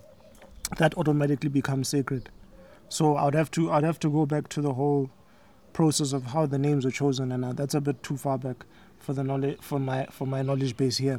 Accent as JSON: {"language": "English", "country": "South Africa", "tie": "born or raised there", "said": "I was born here in South Africa, so I grew up Tswana, basically, speaking Tswana, eating the foods of the Tswana culture"}